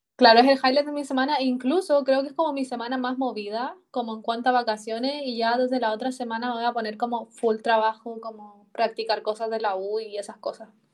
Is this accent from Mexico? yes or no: no; Chile